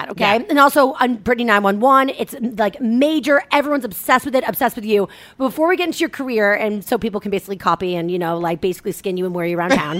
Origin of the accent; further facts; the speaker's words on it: Cohasset, Massachusetts, United States; I'm from Cohasset. There's no R, so I can't do it.